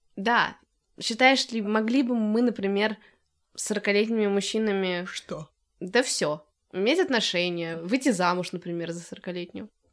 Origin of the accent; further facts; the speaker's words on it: Moscow, Russia; я из Москвы